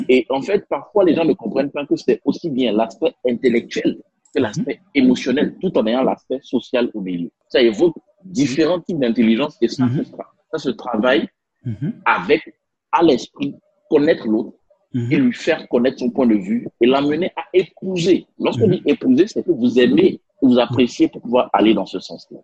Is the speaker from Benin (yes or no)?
yes; Benin; first language Spanish; French is a second language; moved away; also born or lived in Europe / Ghana / India; J'ai grandi en Afrique, euh, au mhm. Bénin, j'ai étudié au Ghana